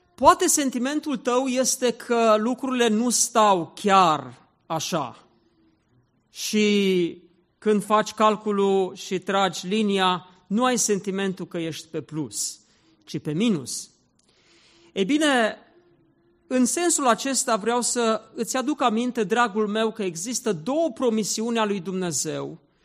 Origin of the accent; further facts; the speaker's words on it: Zalău, Sălaj County, Romania; Eu m-am născut în Zalău